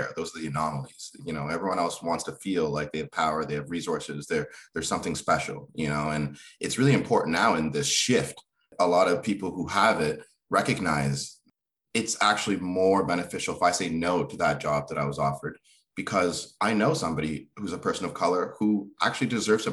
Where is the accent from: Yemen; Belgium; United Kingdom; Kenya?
Kenya; moved away; I was born in Kenya